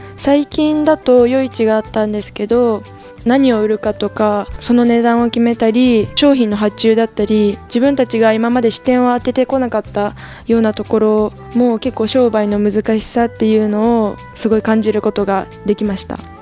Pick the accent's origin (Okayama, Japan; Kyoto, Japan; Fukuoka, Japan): Okayama, Japan; born or raised there